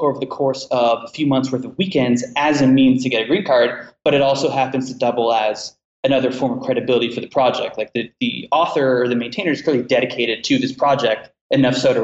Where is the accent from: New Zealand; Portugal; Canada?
Canada; now in United States; I'm a Canadian